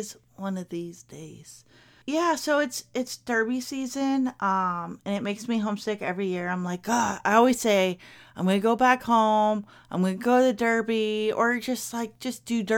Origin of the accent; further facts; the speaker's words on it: Kentucky, United States; So I know I mentioned before, but my ass belongs to the bluegrass. I was raised in Kentucky. This time of year always makes me super duper duper duper sad and homesick because it's derby season, y'all.